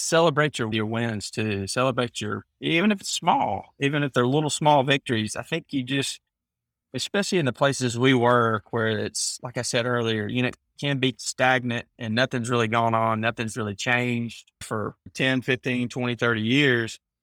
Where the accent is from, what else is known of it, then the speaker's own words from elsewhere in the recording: Alabama, United States; also born or lived in Mississippi; But Alabama's where I've grown up and lived.